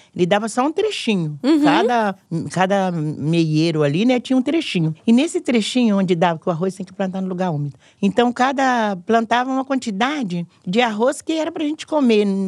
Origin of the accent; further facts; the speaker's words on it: Minas Gerais, Brazil; now in São Paulo, Brazil; Quando eu vim de Minas